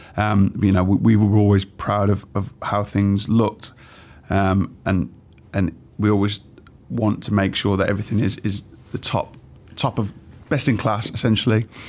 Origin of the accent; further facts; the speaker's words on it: Wolverhampton, West Midlands, United Kingdom; I grew up in Wolverhampton, um, a few different areas